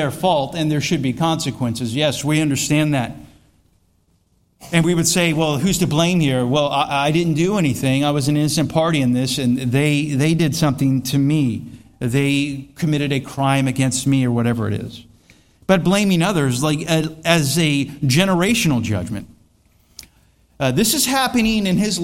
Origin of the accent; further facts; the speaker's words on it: Florida, United States; I am from Florida